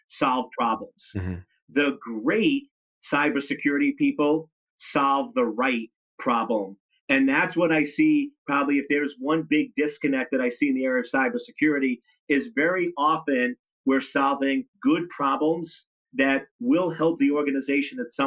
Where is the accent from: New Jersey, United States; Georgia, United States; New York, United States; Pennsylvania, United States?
New York, United States; I'm from New York